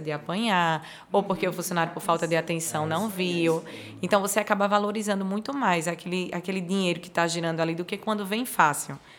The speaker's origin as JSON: {"language": "Portuguese", "region": "Alagoas", "country": "Brazil", "said": "eu sou uma lagoana orgulhosa"}